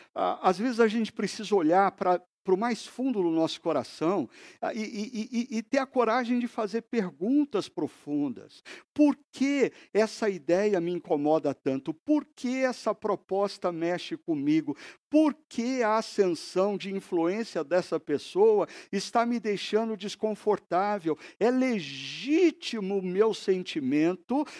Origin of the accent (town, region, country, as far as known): Brazil